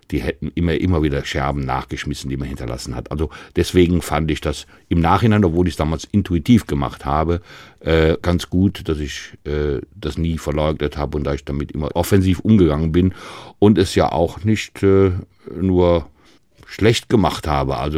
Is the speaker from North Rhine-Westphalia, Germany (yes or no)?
yes; Bonn, North Rhine-Westphalia, Germany; now in Hesse, Germany; Aus dem Rheinland, ja.